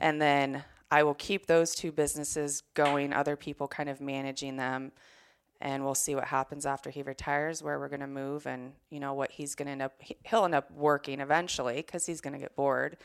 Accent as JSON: {"language": "English", "region": "Washington", "country": "United States", "said": "you're a Washingtonian"}